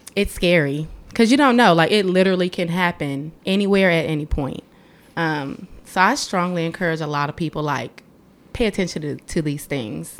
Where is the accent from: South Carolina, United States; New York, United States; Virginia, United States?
Virginia, United States; Gordonsville; moved away as an adult; also born or lived in Tennessee; I'm from Gordonsville, Virginia. Very, very small town